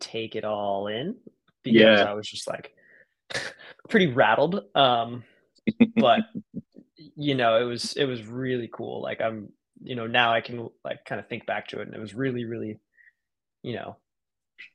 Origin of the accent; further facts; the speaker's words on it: Hawaii, United States; also born or lived in Santa Cruz, California; now in California, United States; I was born in Santa Cruz. I grew up in Hawaii, you know, that's where, when I think of home, that's what I think